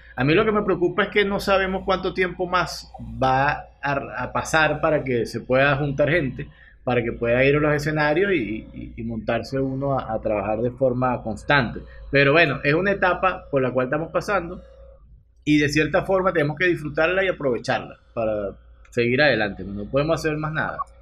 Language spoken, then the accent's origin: Spanish; Venezuela; de parchita le llamamos nosotros